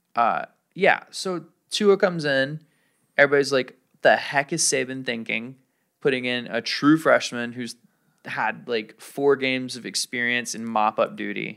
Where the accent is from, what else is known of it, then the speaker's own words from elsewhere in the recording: Alabama, United States; now in Hawaii, United States; growing up in Alabama